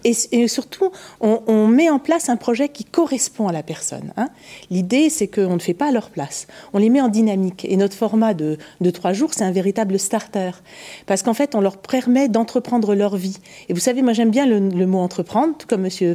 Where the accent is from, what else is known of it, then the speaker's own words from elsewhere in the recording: Paris, Île-de-France, France; je suis parisienne